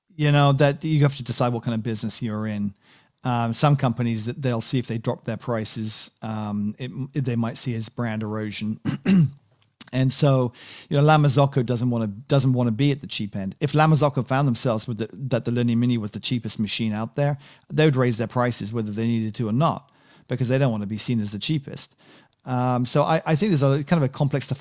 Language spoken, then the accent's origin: English; United Kingdom; I'm British